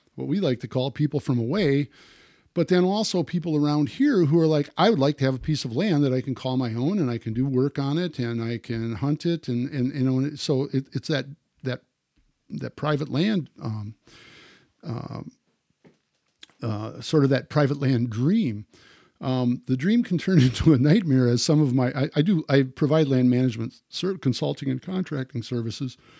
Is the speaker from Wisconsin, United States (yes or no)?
yes; Wisconsin, United States; growing up in Wisconsin